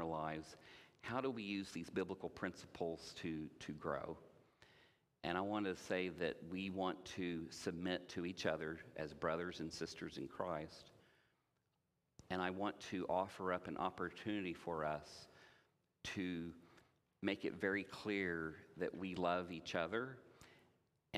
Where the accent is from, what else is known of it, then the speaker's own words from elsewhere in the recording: Indiana, United States; I grew up in Indiana